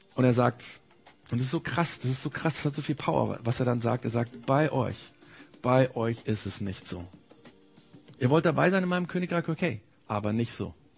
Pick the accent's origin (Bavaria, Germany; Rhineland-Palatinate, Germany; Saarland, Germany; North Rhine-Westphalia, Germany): Bavaria, Germany; bei uns in Bayern